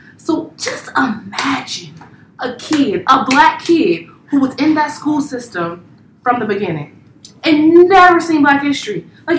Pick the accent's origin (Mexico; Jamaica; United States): United States; Ohio; now in Baltimore, United States; I grew up in Ohio.